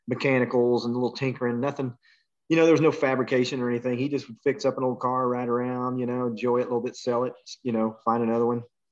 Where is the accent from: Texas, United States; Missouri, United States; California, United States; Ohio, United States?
Texas, United States; Dallas; also born or lived in Champaign, Illinois; A town, Champaign, and I wasn't there long. My dad took a job in Dallas, so we moved there when I was about 9, so we weren't there very long, man. You know, did most of my growing up in Dallas area